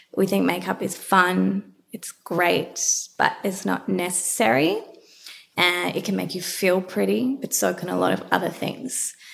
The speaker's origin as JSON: {"language": "English", "town": "Melbourne", "region": "Victoria", "country": "Australia", "tie": "born or raised there", "said": "I grew up in Melbourne, went to a semi private"}